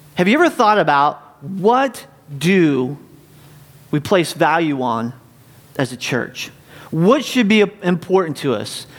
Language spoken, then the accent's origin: English; North Carolina, United States; now in North Canton, United States; I grew up in North Carolina